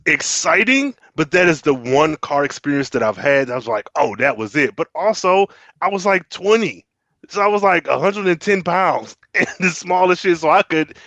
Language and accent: English; Michigan, United States; I'm from Michigan